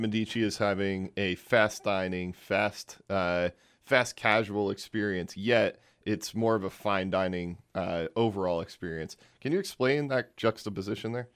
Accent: New Jersey, United States; now in Fort Worth, United States; I'm from New Jersey. Um, I, I've grown up on New, New Jersey, New York style pizza my whole life.

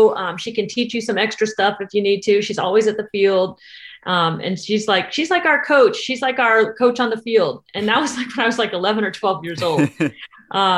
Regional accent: Tarpon Springs, Florida, United States; also born or lived in Massachusetts; when I moved to Florida, I was 10. I moved from Massachusetts, and very rural Massachusetts

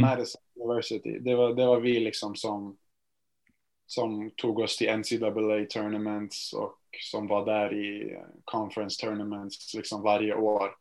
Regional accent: Gävle, Gävleborg County, Sweden; moved away as an adult; also born or lived in United States; Jag är från Gävle, eh, så jag började spela här eh, i en liten klubb eh, precis där jag bor

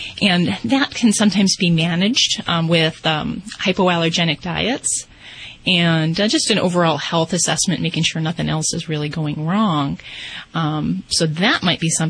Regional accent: Las Vegas, Nevada, United States; I'm from Vegas

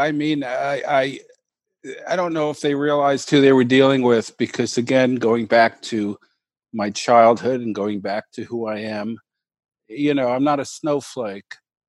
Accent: New York, United States; I'm a New Yorker.

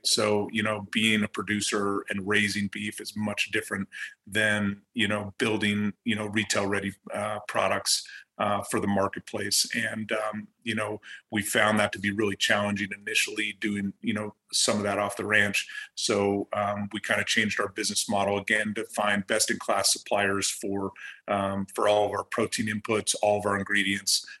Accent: Colorado, United States; I grew up in Colorado. I I played high school ball here

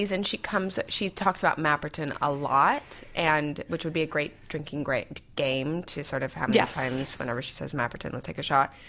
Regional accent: Newport Beach, California, United States; also born or lived in Vermont / New York / London; now in Pacific Palisades, United States; I was grew up in Laguna Beach and Newport Beach.

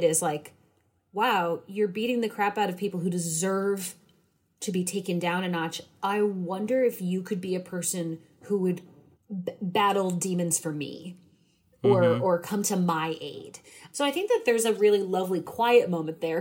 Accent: New England, United States; I'm from New England.

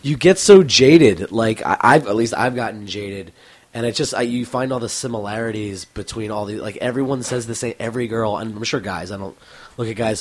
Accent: Cheltenham, Pennsylvania, United States; now in Denver, United States; I grew up in Philadelphia, or right outside of Philadelphia, in a town called Cheltenham, which is about ten minutes north of the city line.

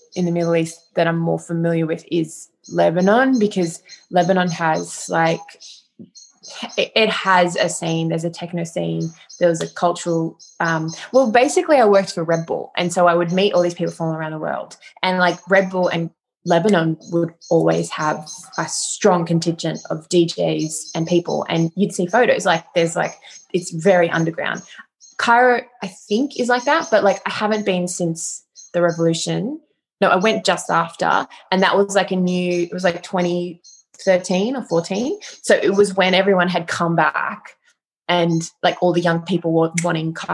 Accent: Wagga Wagga, New South Wales, Australia; I grew up in Wagga

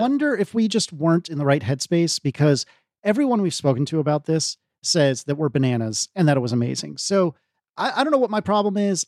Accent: United States; I'm an American, but I am nowhere near that accent.

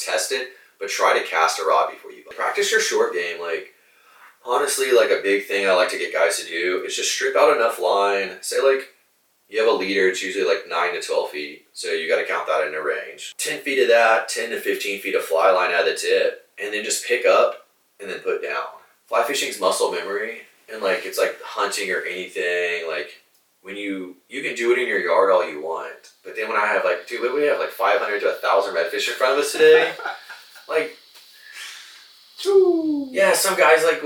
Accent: Corpus Christi, Texas, United States; I'm originally born and raised Corpus Christi. So from here, I actually grew up not too far from here, a couple blocks

